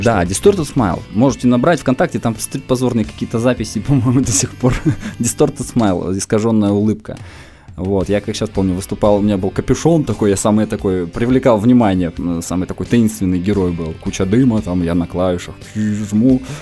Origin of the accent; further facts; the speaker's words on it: Komsomolsk-on-Amur, Khabarovsk Krai, Russia; moved away as an adult; now in Khabarovsk, Russia; Я вообще из Комсомольска